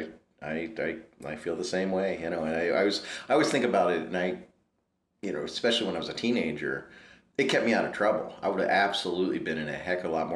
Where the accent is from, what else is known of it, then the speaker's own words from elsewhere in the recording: Prince William County, Virginia, United States; I grew up in Prince William County, Virginia, just south of the city